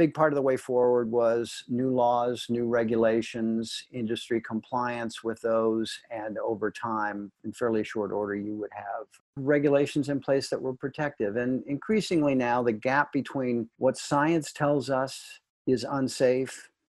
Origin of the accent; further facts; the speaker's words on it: St. Louis, Missouri, United States; moved away as an adult; also born or lived in Washington, D.C.; I come from St. Louis, came from the Midwest, moved out to D.C. in 1976